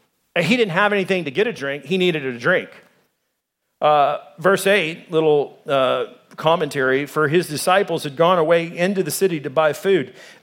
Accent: Arkansas, United States; now in Arizona, United States; I came from Arkansas. There's racist people there. There's racist people here in Arizona.

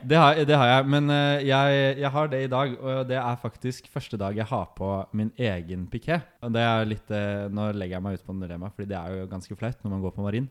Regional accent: Nesodden, Akershus, Norway; moved away as an adult; also born or lived in Oslo; now in Trondheim, Norway; kommer fra Nesodden.

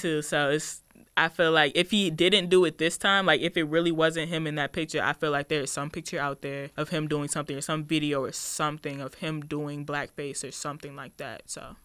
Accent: Woodbridge, Virginia, United States; I am from Woodbridge, Virginia

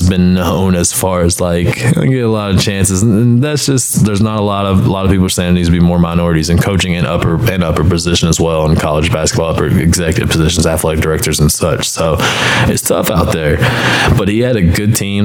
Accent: Clarksville, Tennessee, United States; I'm from Clarksville, about 30 minutes west of Nashville

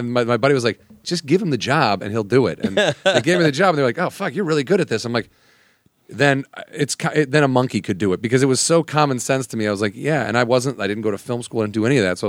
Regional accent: Midwest, United States; moved away as an adult; I'm from the Midwest.

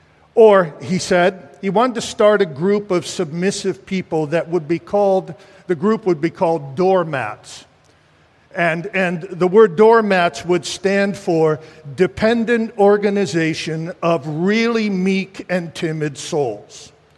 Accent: New Jersey, United States; also born or lived in New England; now in Philadelphia, United States; You know, I'm from New England and New Jersey.

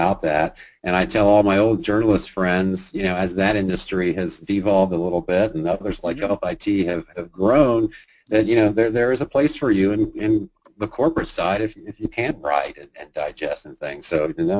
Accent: Ohio, United States; moved away as an adult; now in Atlanta, United States; I grew up in Ohio

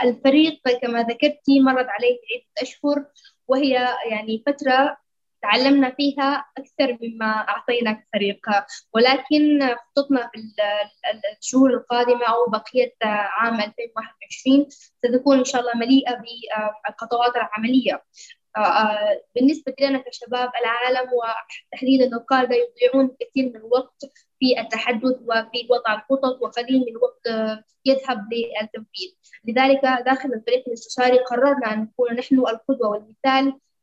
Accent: Sudan

